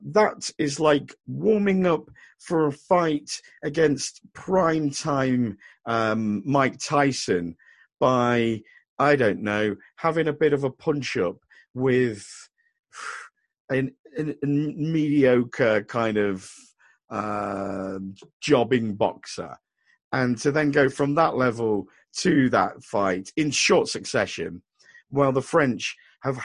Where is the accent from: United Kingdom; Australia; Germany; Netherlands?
United Kingdom; England; as an Englishman